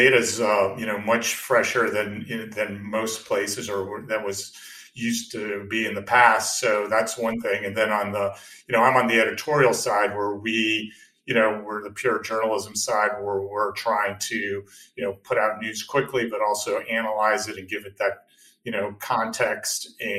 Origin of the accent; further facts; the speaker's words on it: Arlington, Virginia, United States; I grew up in Northern Virginia, Arlington, right outside Washington, D.C.